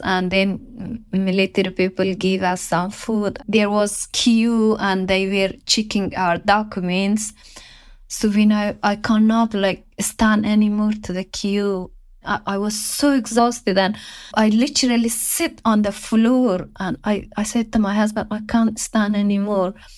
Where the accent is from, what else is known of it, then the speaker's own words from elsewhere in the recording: Afghanistan; English is a second language; moved away as an adult; I will leave my home country, my father, my siblings, my mother, my friends